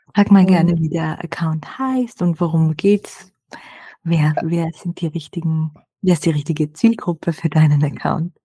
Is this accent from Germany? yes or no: no; Austria; bei uns in Österreich